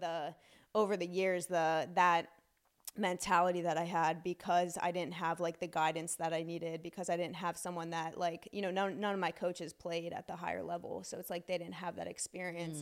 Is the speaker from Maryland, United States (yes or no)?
yes; Silver Spring, Maryland, United States; also born or lived in Frederick County, Maryland; I grew up in Silver Spring until about fifth grade